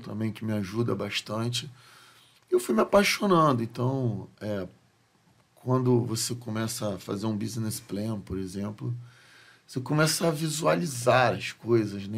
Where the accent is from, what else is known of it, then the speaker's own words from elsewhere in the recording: Rio de Janeiro, Brazil; o estado em que eu escolhi não nascer, né? Nascer não foi uma escolha. Uhum. Onde eu nasci, mas eu escolhi uhum. permanecer e criar os meus filhos